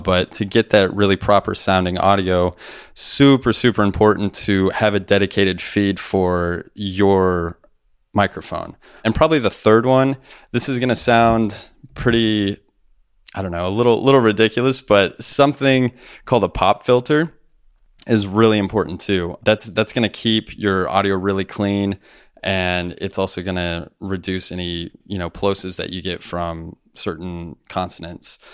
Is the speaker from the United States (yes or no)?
yes; Illinois, United States; moved away as an adult; also born or lived in Nashville; me moving to Illinois, my home state